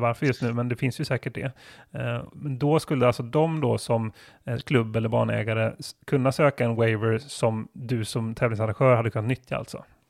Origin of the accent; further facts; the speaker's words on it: Gothenburg, Västra Götaland, Sweden; Jag är ju från Göteborg